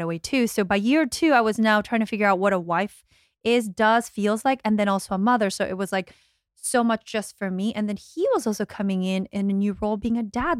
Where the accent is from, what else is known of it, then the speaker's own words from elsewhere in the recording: Australia; moved away; I'm the Aussie, like, I'm the one not from here